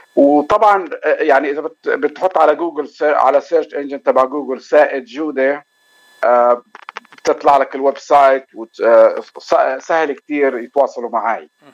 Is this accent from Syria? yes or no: no; Palestine; moved away as an adult; now in Los Angeles, United States; انا اصلا من فلسطين آه، صار لي بشهر تسعة بصير لي 30 سنة في لوس أنجلوس